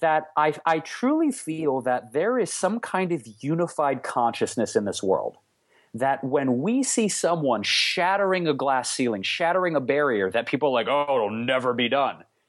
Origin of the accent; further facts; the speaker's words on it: Detroit, Michigan, United States; now in Los Angeles, United States; where I grew up in Detroit